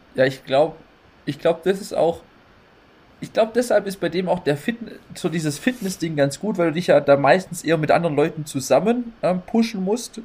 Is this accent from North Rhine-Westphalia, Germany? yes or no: no; Neuffen, Baden-Württemberg, Germany; hier bei uns in Neufen im Kaff